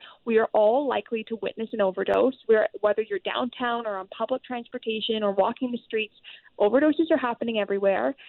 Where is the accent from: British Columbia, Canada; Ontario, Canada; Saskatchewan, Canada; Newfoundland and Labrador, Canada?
British Columbia, Canada; as British Columbians